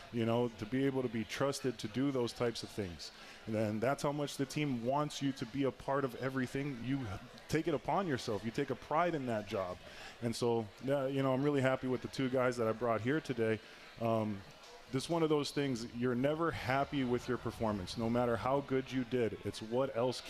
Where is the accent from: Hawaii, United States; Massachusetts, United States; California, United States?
Hawaii, United States; Honolulu; moved away as an adult; also born or lived in Oregon; now in Mount Pleasant, United States; I grew up in Honolulu, Hawaii, played high school football there